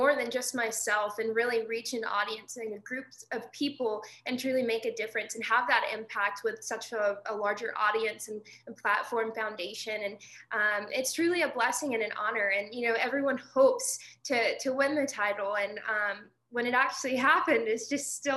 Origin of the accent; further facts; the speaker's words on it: Mississippi, United States; my hometown in Mississippi is just 30 minutes down the road from Elvis Presley's birthplace